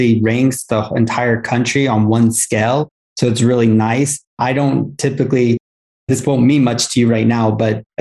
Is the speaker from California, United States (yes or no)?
yes; Los Angeles, California, United States; I'm from Los Angeles